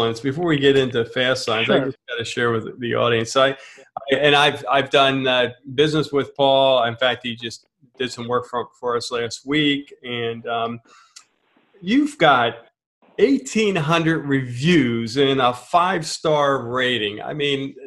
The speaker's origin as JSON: {"language": "English", "area": "Philadelphia area", "region": "Pennsylvania", "country": "United States", "said": "we're from the Philadelphia area"}